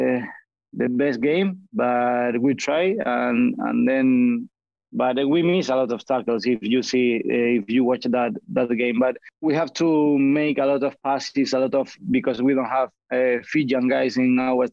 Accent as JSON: {"language": "English", "town": "Granada", "region": "Andalusia", "country": "Spain", "second_language": "English", "said": "I'm from Granada in the south of Spain"}